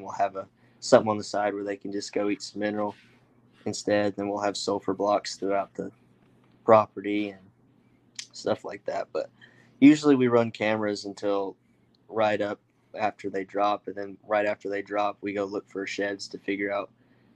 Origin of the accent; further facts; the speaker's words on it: Morrison, Oklahoma, United States; Morrison, Oklahoma. It's right there by Stillwater